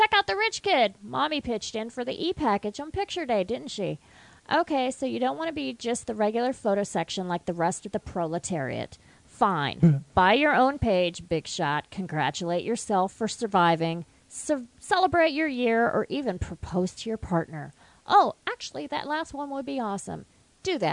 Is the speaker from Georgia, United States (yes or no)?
no; West Virginia, United States; moved away; I'm from West Virginia, too